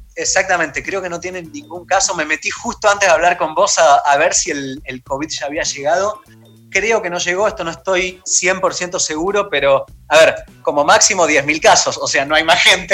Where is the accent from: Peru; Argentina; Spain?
Argentina; lo que somos nosotros como Argentina